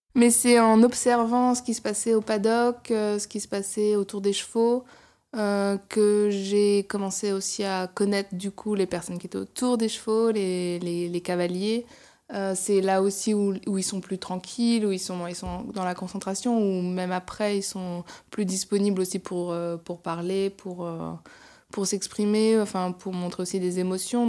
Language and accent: French; Chantilly, Hauts-de-France, France; moved away as an adult; also born or lived in Paris region; now in Paris, France; j'ai grandi dans, dans la région parisienne et dans l'Oise, donc près de Chantilly